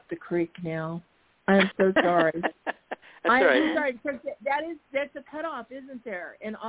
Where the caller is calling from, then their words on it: Arizona, United States; … from Arizona.